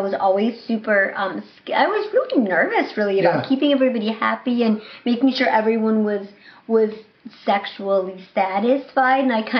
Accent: Michigan, United States; accent: Michigan; also born or lived in Florida; My Michigan accent? My Florida Michigan accent?

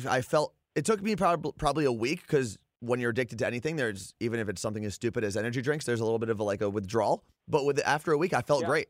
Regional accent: New Jersey, United States; First off, growing up in New Jersey, I mean, a bagel with cream cheese was like this staple.

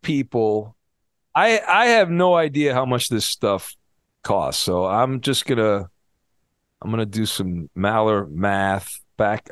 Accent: Orange County, California, United States; I grew up in Orange County and I went to Disneyland a lot because I lived close to it

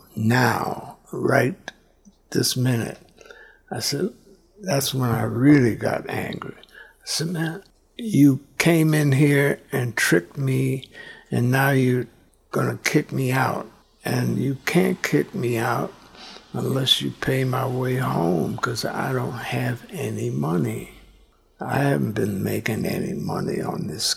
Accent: Chicago, Illinois, United States; I'm from Chicago

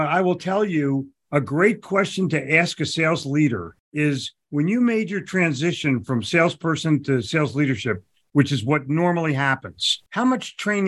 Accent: United States; moved away; also born or lived in Charlotte; growing up in Philadelphia, New York

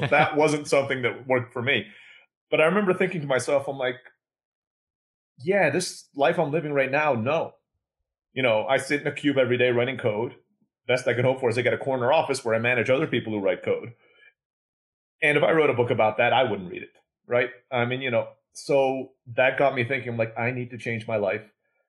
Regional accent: Istanbul, Turkey; also born or lived in Philippines; now in Mexico; I was born in the Philippines, grew up in Istanbul, Turkey.

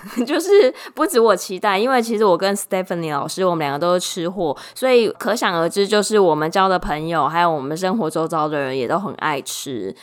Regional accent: Taiwan; 我就是个台妹

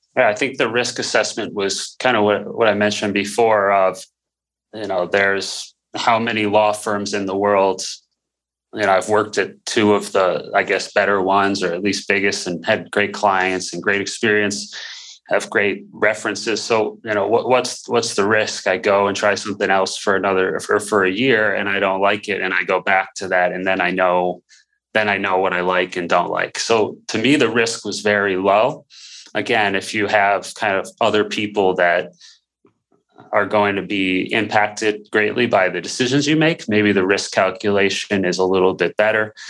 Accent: Buffalo, New York, United States; moved away as an adult; also born or lived in Dallas / Houston; my background really growing up in Buffalo, small town

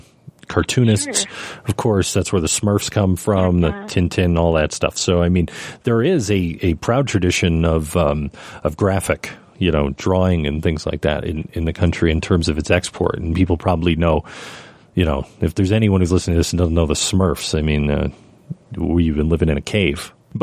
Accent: Detroit, Michigan, United States; growing up in Detroit

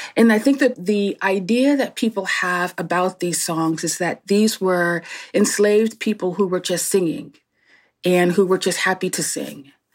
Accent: Newark, New Jersey, United States; born and raised in Newark, New Jersey

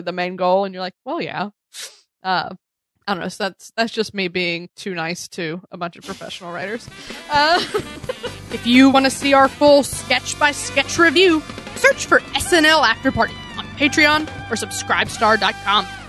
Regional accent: the South, United States; moved away; I'm from the South originally.

